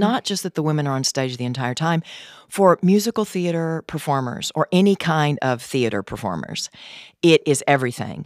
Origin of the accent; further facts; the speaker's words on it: Gleason, Tennessee, United States; now in LaGrange, United States; I am from Gleason, Tennessee.